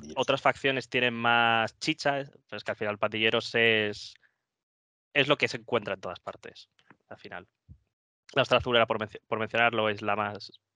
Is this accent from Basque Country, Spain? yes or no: no; Móstoles, Community of Madrid, Spain; yo soy de Móstoles, en, Madrid